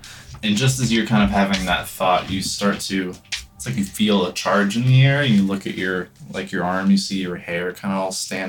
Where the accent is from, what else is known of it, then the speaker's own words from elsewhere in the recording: United States; I grew up in the States.